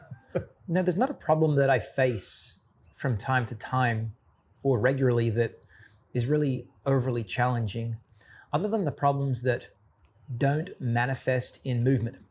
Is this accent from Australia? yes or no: yes; Australia; being an Australian